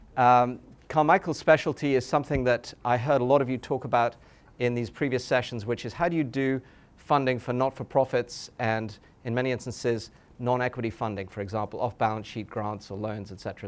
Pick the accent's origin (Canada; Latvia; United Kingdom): United Kingdom; England; moved away; I grew up in England